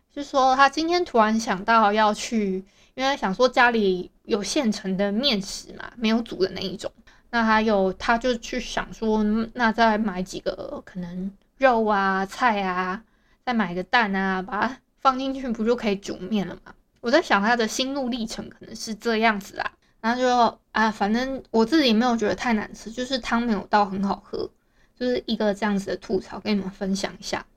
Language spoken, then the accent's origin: Chinese; Hualien County, Taiwan; 因为我是花莲人嘛